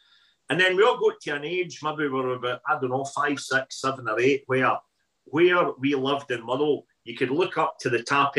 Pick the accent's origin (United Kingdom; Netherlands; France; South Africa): United Kingdom; Motherwell, Scotland; where I grew up in Motherwell